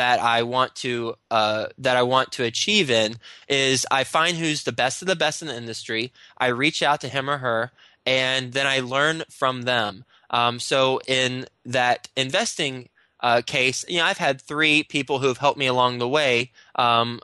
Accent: Texas, United States; moved away as an adult; now in New York City, United States; I'm from Texas

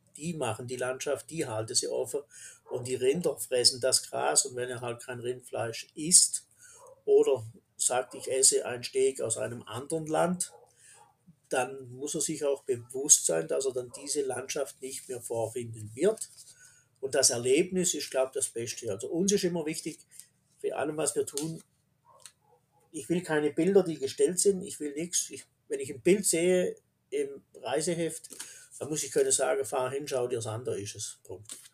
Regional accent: Black Forest, Baden-Württemberg, Germany; Wir im Schwarzwald

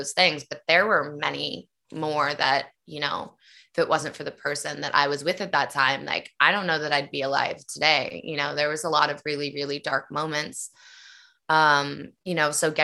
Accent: Nashville, Tennessee, United States; my dad was a country singer, and that's why I was born in Nashville, Tennessee

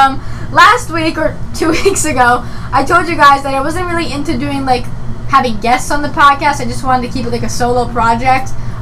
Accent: Massachusetts, United States; I am 17, from Massachusetts.

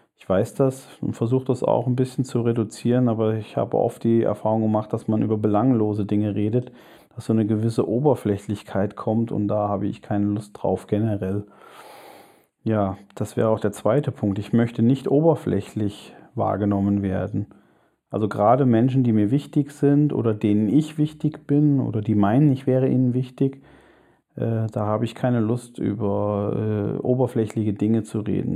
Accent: Germany; zunächst einmal bin ich ein Deutscher

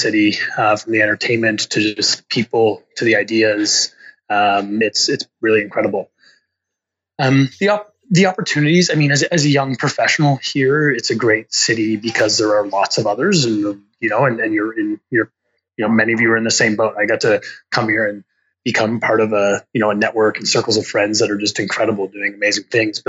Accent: Rose Bay, Nova Scotia, Canada; moved away as an adult; now in Toronto, Canada; I live in Toronto, but I'm from Nova Scotia

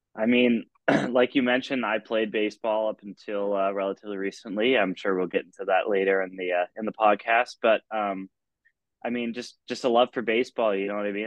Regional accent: Ithaca, New York, United States; also born or lived in Rochester, New York; I'm originally from Ithaca, New York.

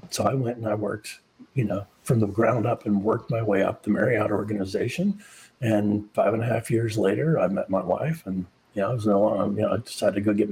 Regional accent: Charleston, South Carolina, United States; moved away; I grew up in Charleston, South Carolina.

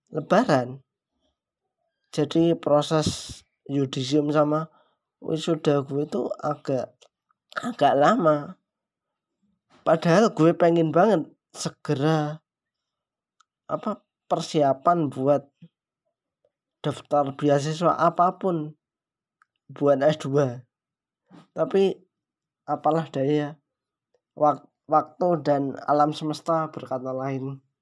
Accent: Yogyakarta, Special Region of Yogyakarta, Indonesia; now in Papua, Indonesia; gue orang Jogja gue di Papua

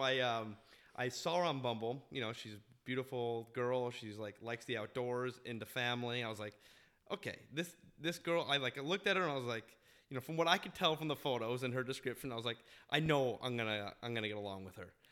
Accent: Park City, Utah, United States; moved away; I grew up in Park City, Utah

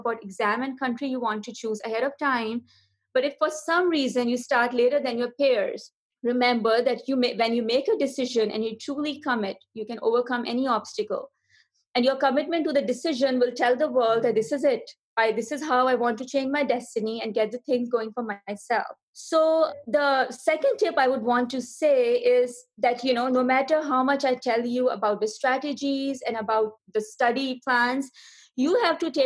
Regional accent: Karachi, Sindh, Pakistan; moved away as an adult; also born or lived in Arkansas, United States / Houston, United States; now in United Arab Emirates; I'm originally from Pakistan, where I did my medical school from Dal University of Health Sciences in Karachi, which is also my hometown

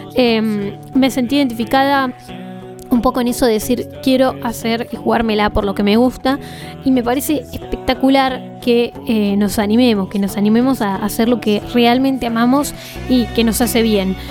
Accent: Bariloche, Río Negro, Argentina; si somos de Bariloche

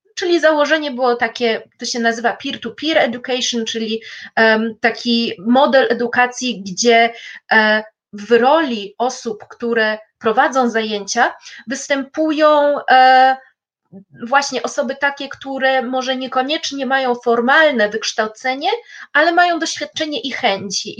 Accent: Poland; ja z Polski

